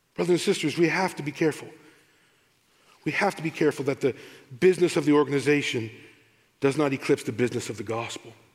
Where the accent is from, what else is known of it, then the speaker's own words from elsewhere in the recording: United States; also born or lived in United Kingdom; I'm the American